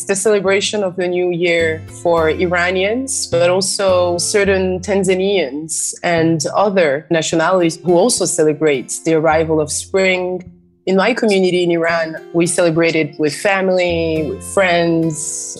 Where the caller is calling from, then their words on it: Freetown, Western Area, Sierra Leone; And I'm joining you from Freetown in Sierra Leone, West Africa.